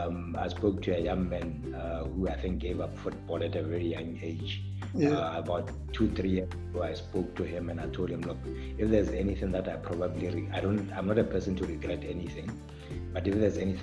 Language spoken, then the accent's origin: English; Gaborone, South-East District, Botswana; also born or lived in Mutane; I was born in Gaborone, bred in Gaborone all my life.